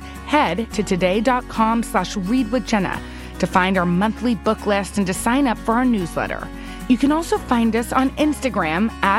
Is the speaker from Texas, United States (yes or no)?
yes; Texas, United States; moved away; my home state of Texas.